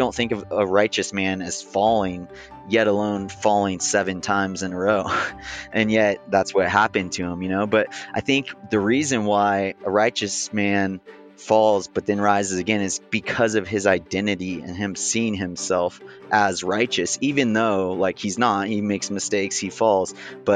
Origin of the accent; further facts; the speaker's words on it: Big Bear Lake, California, United States; I grew up in Big Bear Lake in Southern California